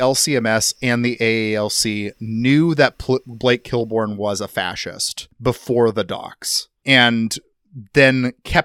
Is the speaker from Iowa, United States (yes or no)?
yes; Iowa, United States; my home state